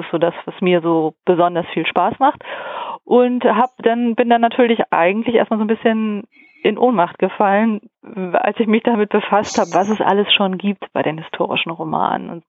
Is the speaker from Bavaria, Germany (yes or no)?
no; Hamburg, Germany; now in Nordheide, Germany; Und hier bei mir in der Region, also ich bin halt aus Hamburg, Hamburg, lebe aber in der Nordheide, gibt es die Heideklöster.